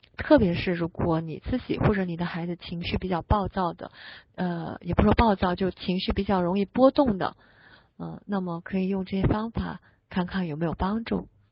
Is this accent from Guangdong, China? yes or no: yes; Guangdong, China; 我是广东人